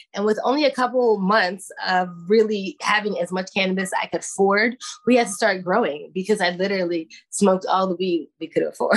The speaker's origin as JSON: {"language": "English", "town": "New York City", "region": "New York", "country": "United States", "moved": "yes", "lives_now": "Oakland, United States", "said": "I'm from Brooklyn"}